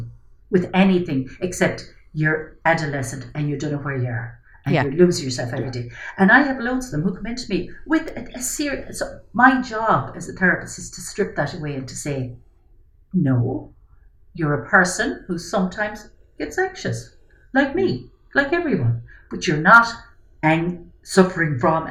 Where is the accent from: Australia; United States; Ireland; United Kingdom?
Ireland; as an Irish society